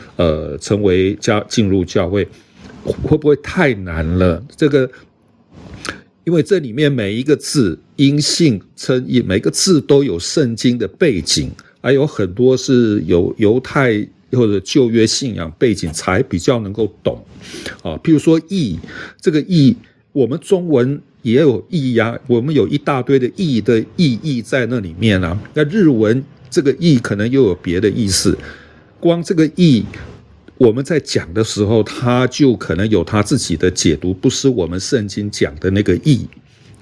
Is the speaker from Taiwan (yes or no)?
yes; Taiwan; 我们一个， 啊， 在台湾长大受教育的人